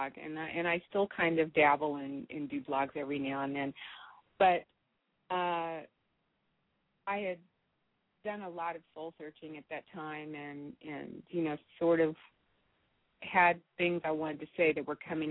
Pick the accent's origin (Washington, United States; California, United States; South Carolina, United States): California, United States; Los Angeles; I grew up in Los Angeles, born and raised